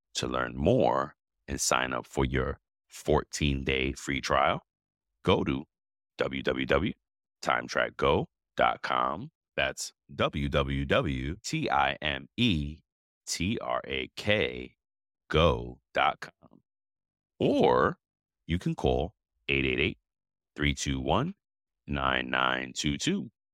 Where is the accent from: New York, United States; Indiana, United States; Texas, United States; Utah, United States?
New York, United States; moved away; I grew up in New York in the eighties